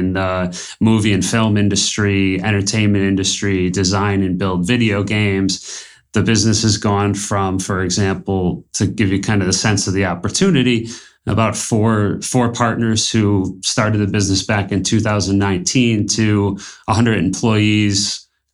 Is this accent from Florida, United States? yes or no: no; Buffalo, New York, United States; now in Colombia; Born and raised in Buffalo, New York.